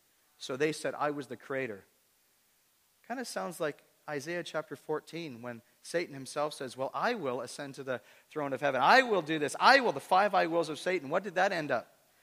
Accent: Toronto, Ontario, Canada; And the interesting thing about Kingston is when I come from the Toronto area, people that are disconnected from church in the Toronto area

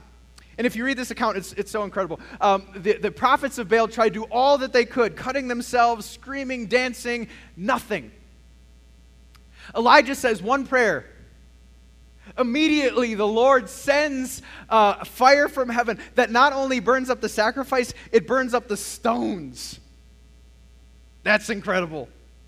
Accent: El Paso, Texas, United States; I was born in El Paso, Texas

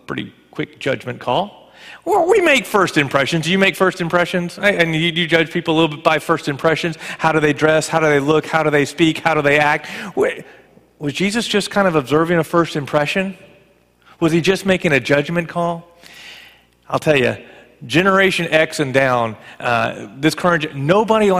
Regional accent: Parkville, Maryland, United States; I'm from Parkville. Timonium and Parkville aren't the same.

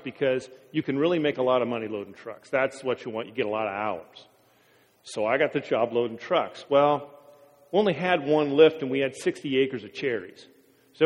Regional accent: Wapato, Washington, United States; I grew up in Wapato

